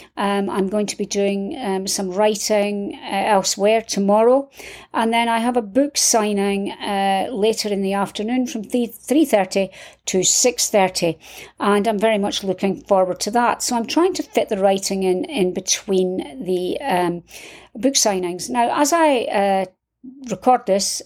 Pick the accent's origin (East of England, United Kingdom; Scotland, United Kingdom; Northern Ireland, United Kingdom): Scotland, United Kingdom; I'm from Scotland